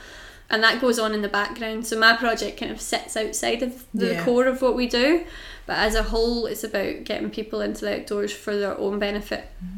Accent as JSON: {"language": "English", "country": "United Kingdom"}